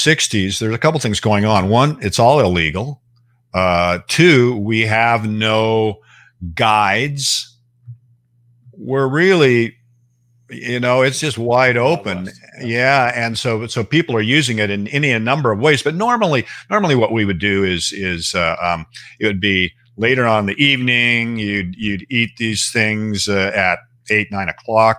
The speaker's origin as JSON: {"language": "English", "town": "Seattle", "region": "Washington", "country": "United States", "tie": "born or raised there", "also_born_or_lived": "Bellingham, Washington", "said": "I was raised in Seattle"}